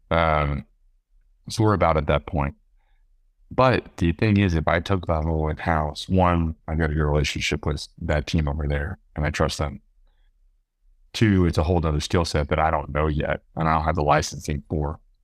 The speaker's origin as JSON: {"language": "English", "town": "Austin", "region": "Texas", "country": "United States", "tie": "born or raised there", "said": "I was born and raised in Austin"}